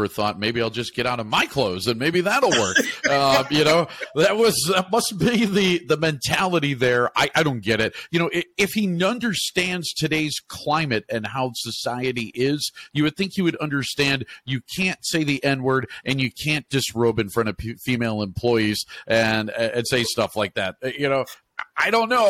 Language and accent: English; Chicago, Illinois, United States; I'm from Chicago